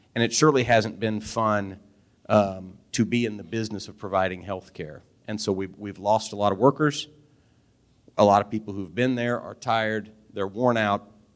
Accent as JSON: {"language": "English", "town": "Albany", "region": "Missouri", "country": "United States", "tie": "born or raised there", "also_born_or_lived": "Kansas City / London, England", "said": "I'm from Albany, 25 miles away."}